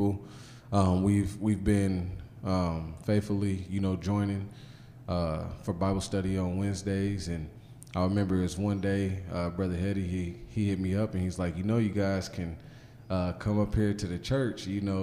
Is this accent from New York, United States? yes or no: no; Guthrie, Oklahoma, United States; moved away as an adult; also born or lived in Chicago, Illinois / Las Vegas, Nevada / Bakersfield, California; now in Guthrie, United States; I'm from Guthrie, Oklahoma. Been around a little bit. When I was in second grade, we ended up moving to Chicago. We lived out there for like 2 or 3 years, and then moved back home